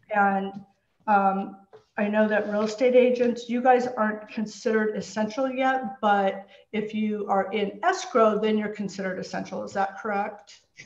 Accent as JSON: {"language": "English", "area": "San Francisco Bay Area", "region": "California", "country": "United States", "tie": "born or raised there", "moved": "as an adult", "lives_now": "Los Angeles, United States", "said": "I grew up in the San Francisco Bay Area."}